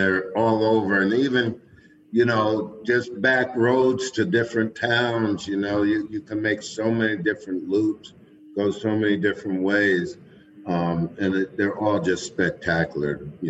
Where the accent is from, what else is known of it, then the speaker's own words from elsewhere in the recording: Middletown, New York, United States; moved away; I'm from Orange County, New York, so up around Middletown, you know, grew up there